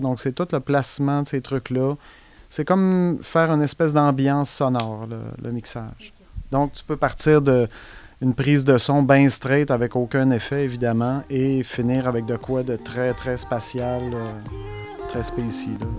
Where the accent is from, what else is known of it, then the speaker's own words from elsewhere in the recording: Saguenay, Quebec, Canada; moved away; moi, je viens du Saguenay, fait que euh, j'étais allé au cégep